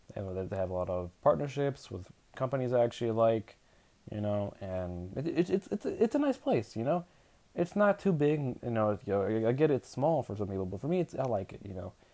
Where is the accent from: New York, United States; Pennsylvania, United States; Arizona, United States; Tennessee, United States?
Arizona, United States; I'm from Arizona